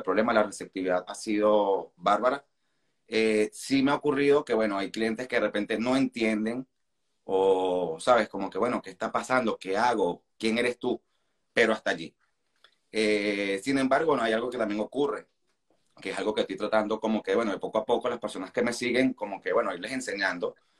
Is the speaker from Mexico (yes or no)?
no; Venezuela; now in Argentina; como el venezolano, estamos acostumbrados a vivir rodeados de extranjeros